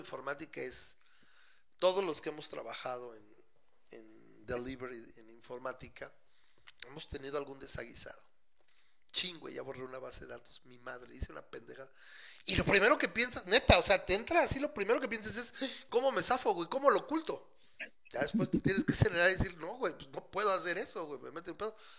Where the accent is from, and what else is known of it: Mexico